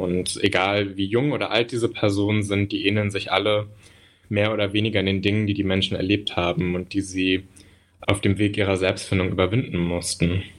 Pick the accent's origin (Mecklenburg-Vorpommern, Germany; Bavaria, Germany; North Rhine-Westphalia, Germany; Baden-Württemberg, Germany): North Rhine-Westphalia, Germany; Münster; now in Berlin, Germany; Ich bin im Münsterland aufgewachsen